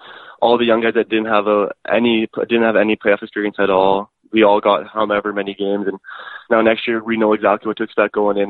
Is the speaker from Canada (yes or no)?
yes; Edmonton, Alberta, Canada; Born and raised in Edmonton, Alberta.